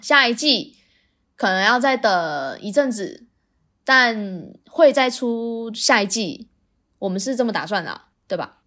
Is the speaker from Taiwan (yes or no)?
yes; Taiwan; 我们台湾人是有一方赢了，我们就重新再来一次回合